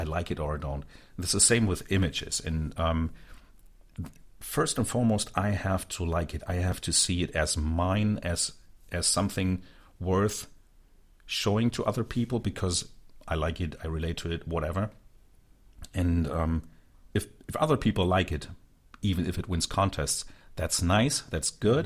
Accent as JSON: {"language": "English", "town": "Hanover", "region": "Lower Saxony", "country": "Germany", "tie": "born or raised there", "said": "from my hometown"}